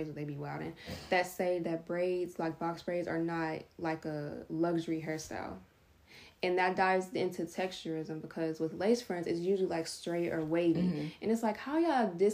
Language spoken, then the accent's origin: English; United States; Being a black kid growing up in America